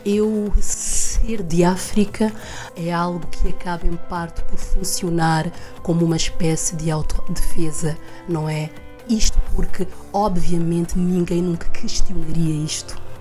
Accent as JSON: {"language": "Portuguese", "region": "Lisbon", "country": "Portugal", "tie": "born or raised there", "also_born_or_lived": "Guinea-Bissau", "said": "vim para Portugal com oito anos, desde então que vivo aqui"}